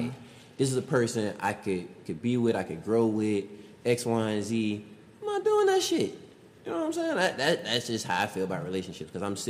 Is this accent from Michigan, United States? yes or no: no; Savannah, Georgia, United States; We grew up in Savannah.